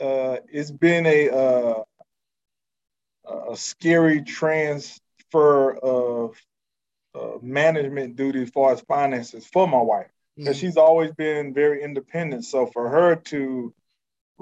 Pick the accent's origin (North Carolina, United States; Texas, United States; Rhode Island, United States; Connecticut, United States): North Carolina, United States; moved away as an adult; now in Houston, United States; I'm from North Carolina